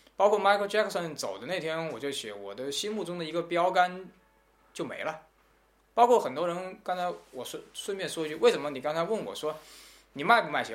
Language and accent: Chinese; China; 我们中国人